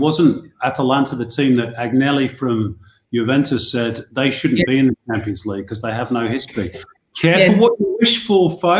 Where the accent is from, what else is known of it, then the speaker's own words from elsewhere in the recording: England, United Kingdom; now in Australia; as an Englishman